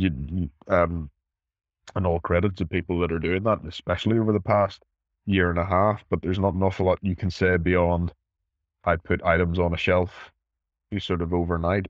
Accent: Northern Ireland, United Kingdom; I'm from Northern Ireland. Um, you know, I, I was 10 years old

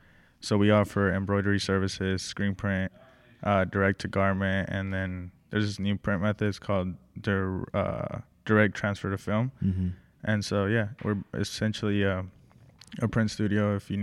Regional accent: Mexico; born there; first language Spanish; English is a second language; Because I was born in Mexico.

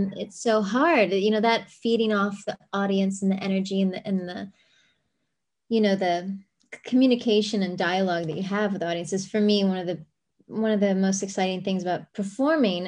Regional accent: Cayman Islands; also born or lived in La Jolla, California; now in San Diego, United States; I grew up in the Cayman Islands and my dad's Lebanese

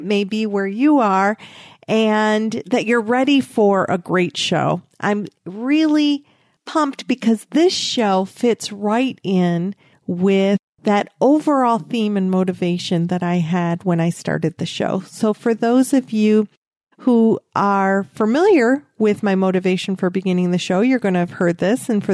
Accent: Michigan, United States; now in Texas, United States; growing up in Michigan

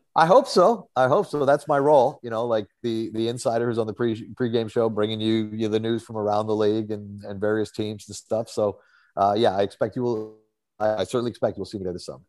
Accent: Toronto, Ontario, Canada; also born or lived in Saskatchewan / Ottawa; I'm from Toronto. I've been back here for 14 years but I lived in Saskatchewan. I lived in Ottawa for 16 years.

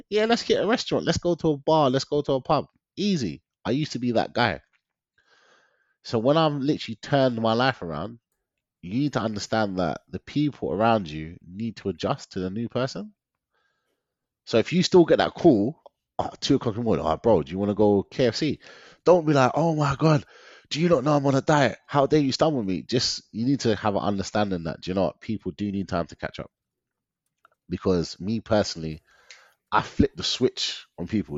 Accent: London, United Kingdom; growing up in London, I've grown up in this concrete jungle

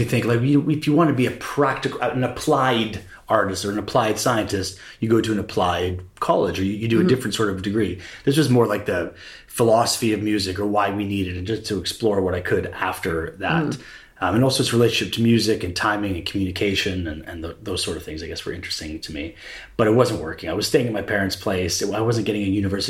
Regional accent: Toronto, Ontario, Canada; moved away as an adult; also born or lived in Edinburgh, United Kingdom / New York, United States; I grew up in Toronto, Ontario, Canada

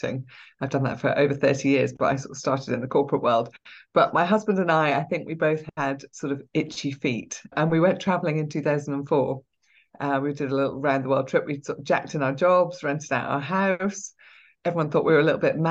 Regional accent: Scotland, United Kingdom; also born or lived in Surrey; now in Wye Valley, United Kingdom; I was brought up in Scotland

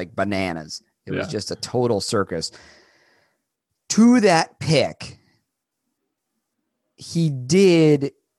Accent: Buffalo, New York, United States; I'm from Buffalo.

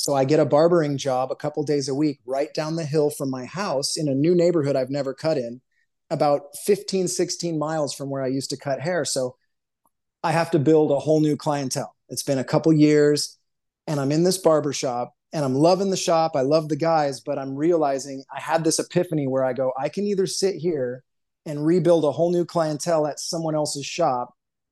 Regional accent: Huntington Beach, California, United States; I'm from Southern California. I'm from Huntington Beach

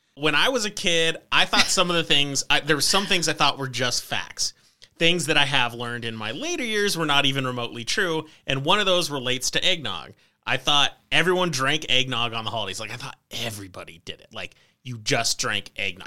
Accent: New Mexico, United States; I'm from New Mexico

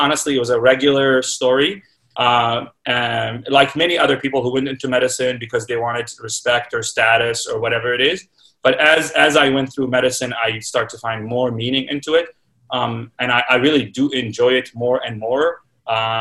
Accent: Toronto, Ontario, Canada; moved away as an adult; also born or lived in Baltimore / New York / Chicago / Kingston; now in Saskatoon, Canada; I grew up in Toronto

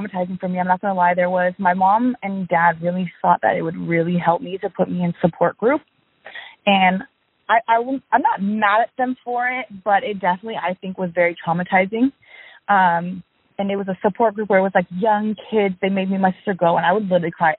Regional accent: Seattle, Washington, United States; I grew up in Seattle, Washington

